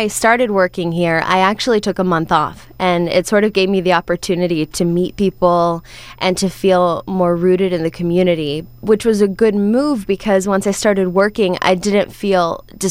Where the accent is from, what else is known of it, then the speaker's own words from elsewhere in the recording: Vero Beach, Florida, United States; I am. I'm from the West Palm market. There's a city up there called Vero Beach.